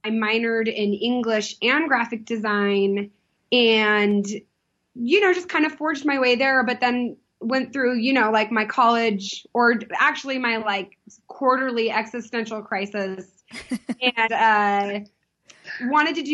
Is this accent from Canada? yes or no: no; San Diego, California, United States; I grew up in Southern California